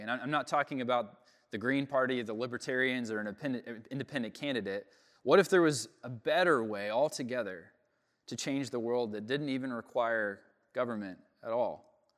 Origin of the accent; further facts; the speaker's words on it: United States; Growing up in America, in, in the West, as a product of the Enlightenment